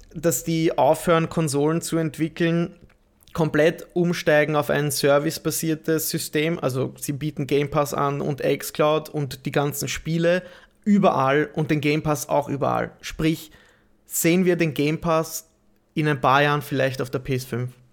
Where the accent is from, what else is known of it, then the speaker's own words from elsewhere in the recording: Austria; als Österreicher